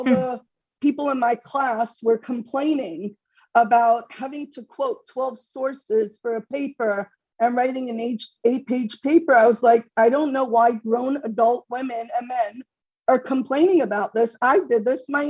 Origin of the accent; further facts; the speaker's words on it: Monsey, New York, United States; I'm a born and bred Muncie person, Muncie, New York